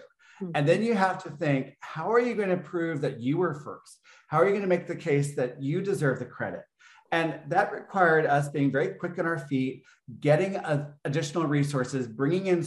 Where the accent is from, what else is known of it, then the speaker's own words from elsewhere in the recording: Texas, United States; growing up in Texas as a gay man